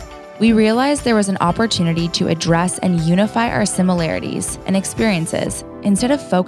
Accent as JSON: {"language": "English", "town": "Toronto", "region": "Ontario", "country": "Canada", "moved": "as an adult", "lives_now": "Los Angeles, United States", "said": "one of your co-hosts originally from Toronto, Canada, who made the big move to LA back in 2018."}